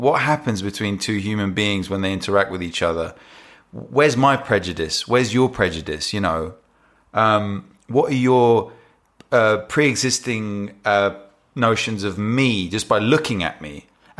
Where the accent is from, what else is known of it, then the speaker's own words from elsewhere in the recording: London, United Kingdom; first language English; even though English is my first language, I was born here.